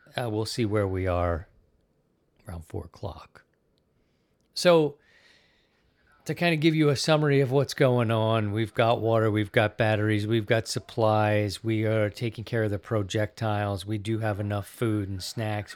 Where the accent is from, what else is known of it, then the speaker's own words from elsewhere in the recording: Baltimore, Maryland, United States; moved away as an adult; also born or lived in Philadelphia / Missouri; now in Sarasota, United States; I'm an East Coast kid, but I'm from Baltimore. I lived in Baltimore twenty-eight years